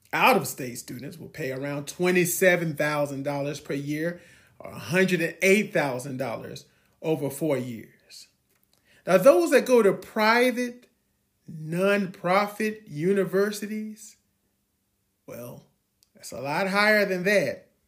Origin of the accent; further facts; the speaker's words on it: Georgia, United States; moved away; also born or lived in Ohio; I was born in Georgia